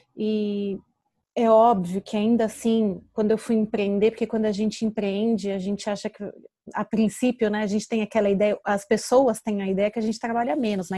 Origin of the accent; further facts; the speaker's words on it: São Paulo, Brazil; moved away as an adult; now in Portugal; Porque eu vim do Brasil com muito medo de dirigir. Eu tenho habilitação há mais de 10 anos e nunca dirigi em São Paulo.